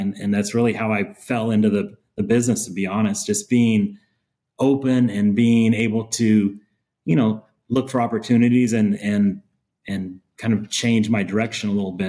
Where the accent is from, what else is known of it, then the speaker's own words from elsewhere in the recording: Texas, United States; I'm born and raised in Texas. I was born in West Texas and grew up on a ranch. And I don't know. I don't have a Texas accent.